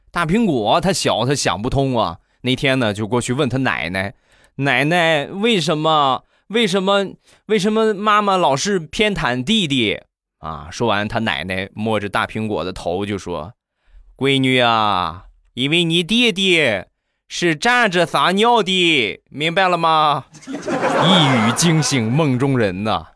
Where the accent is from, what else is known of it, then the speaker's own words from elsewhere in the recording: Rizhao, Shandong, China; 我家乡的特产，日照绿茶